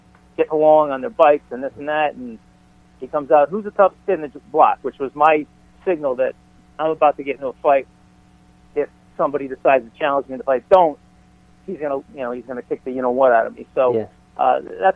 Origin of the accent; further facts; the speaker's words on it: Chicago, Illinois, United States; moved away; also born or lived in California; being born and raised in Chicago was different than when we moved out to California.